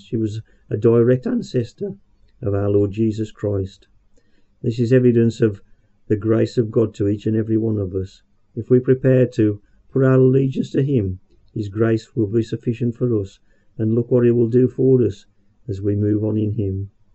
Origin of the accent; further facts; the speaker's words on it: Birmingham, West Midlands, United Kingdom; accent: Brummie; about being a Brummie